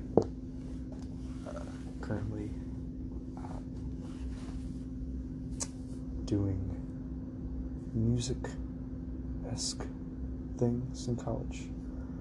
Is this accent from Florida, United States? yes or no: yes; Panama City Beach, Florida, United States; I was born in Panama City Beach, Florida, October 16th, 2001.